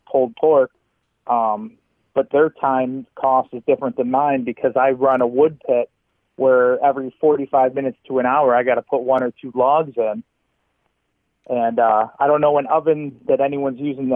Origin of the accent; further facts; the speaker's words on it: Syracuse, New York, United States; also born or lived in Oswego County, New York / Fayetteville, New York; I'm from the South Side. I'm so much from Syracuse